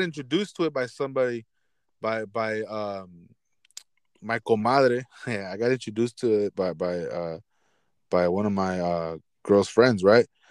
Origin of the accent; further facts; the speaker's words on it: Los Angeles, California, United States; when I growing up in Boyle Heights, we went to Food for Less